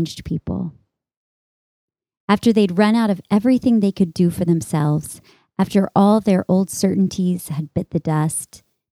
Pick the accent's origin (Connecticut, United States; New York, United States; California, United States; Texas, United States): Texas, United States; born or raised there